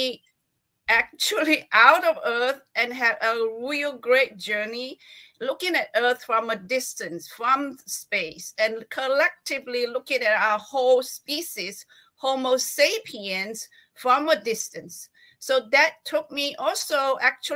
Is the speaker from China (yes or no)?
yes; China; I was born in China.